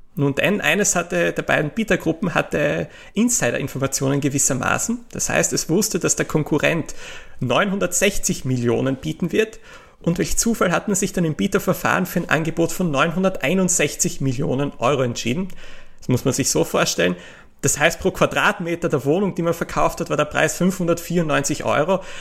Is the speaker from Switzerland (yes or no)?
no; Austria; kann ich als Österreicher